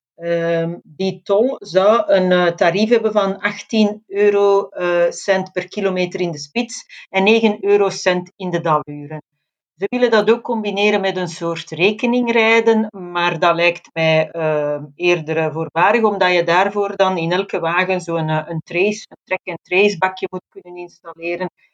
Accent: Flemish periphery, Flanders, Belgium; ik ben zelf inwoner van de Vlaamse rand

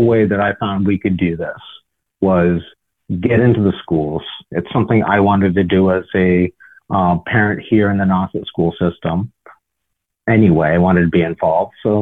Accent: Cape Cod, Massachusetts, United States; I grew up on Cape Cod.

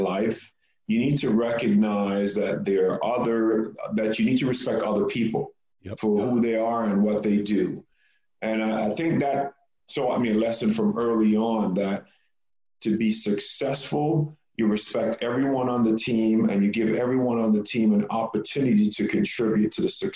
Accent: Jamaica; also born or lived in New York; now in Texas, United States; I was born in Jamaica

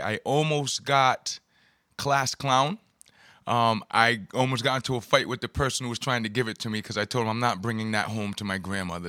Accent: Providence, Rhode Island, United States; I grew up here in Providence

